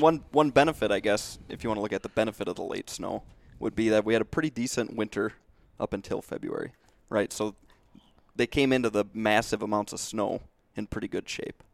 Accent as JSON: {"language": "English", "region": "Southwest Minnesota", "country": "United States", "tie": "born or raised there", "said": "growing up in Southwest Minnesota"}